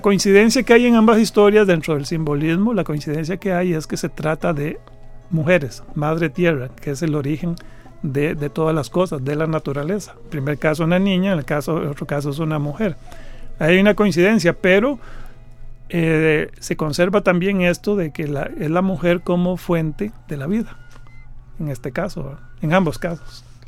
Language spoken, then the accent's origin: Spanish; Costa Rica; soy un costarricense.